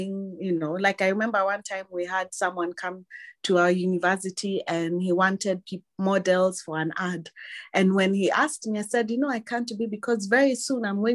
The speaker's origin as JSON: {"language": "English", "town": "Mombasa", "region": "Mombasa County", "country": "Kenya", "tie": "born or raised there", "said": "I was born in Mombasa to Christian parents"}